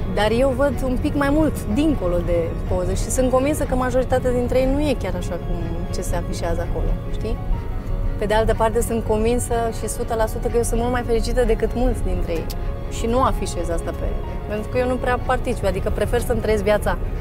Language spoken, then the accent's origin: Romanian; Deva, Hunedoara County, Romania; also born or lived in Fălticeni, Suceava County, Romania; Eu crescând la Deva